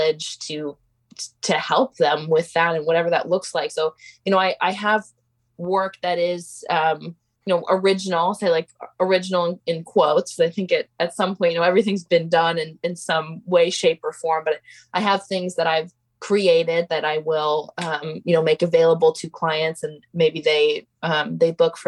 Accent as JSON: {"language": "English", "town": "Portland", "region": "Oregon", "country": "United States", "tie": "born or raised there", "said": "I grew up in Portland, very involved in a number of art communities"}